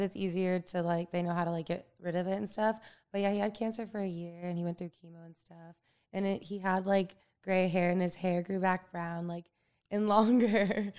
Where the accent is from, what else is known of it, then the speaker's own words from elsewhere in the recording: Florida, United States; moved away as an adult; also born or lived in Tarpon Springs, Florida; now in Los Angeles, United States; growing up in Florida